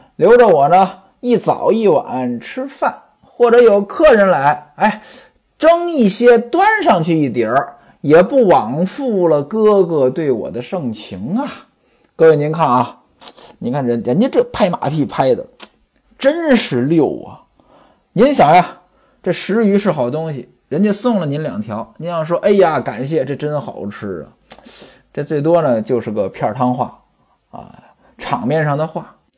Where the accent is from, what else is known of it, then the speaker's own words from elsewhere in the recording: northern China, China; moved away; 我是北方人，从小呢家里边儿就穷